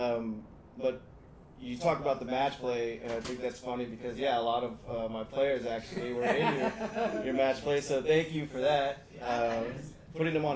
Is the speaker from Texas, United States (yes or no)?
yes; San Antonio, Texas, United States; now in Houston, United States; I'm from San Antonio